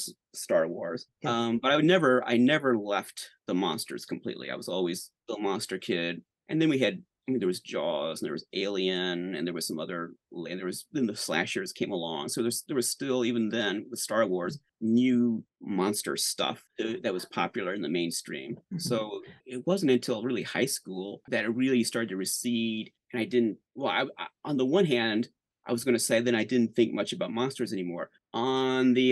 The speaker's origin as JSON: {"language": "English", "town": "St. Louis", "region": "Missouri", "country": "United States", "tie": "born or raised there", "said": "I grew up in the St. Louis area"}